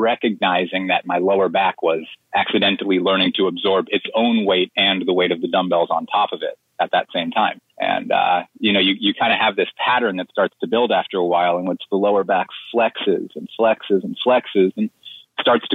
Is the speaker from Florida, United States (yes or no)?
yes; Plantation, Florida, United States; I grew up in Plantation. I lived there my whole life until I went to college